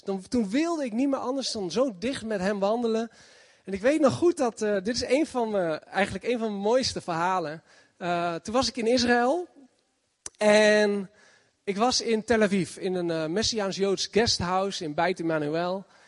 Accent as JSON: {"language": "Dutch", "town": "Zutphen", "region": "Gelderland", "country": "Netherlands", "said": "ik kom uit Zutphen."}